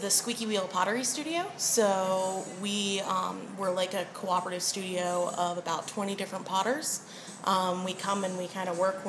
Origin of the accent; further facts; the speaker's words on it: Trenton, New Jersey, United States; now in Asheville, United States; Originally, I'm from Trenton, New Jersey, but now I live in Asheville, North Carolina.